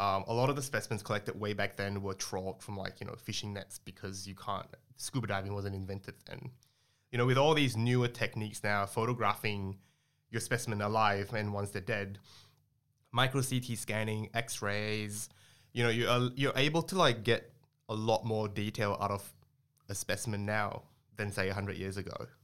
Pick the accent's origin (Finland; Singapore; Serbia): Singapore; moved away as an adult; also born or lived in Australia; I grew up in Singapore before I moved to Australia to my undergrad